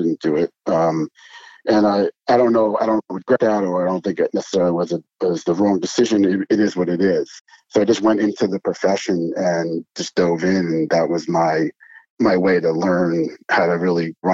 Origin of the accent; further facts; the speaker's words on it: Long Island, New York, United States; I grew up in Long Island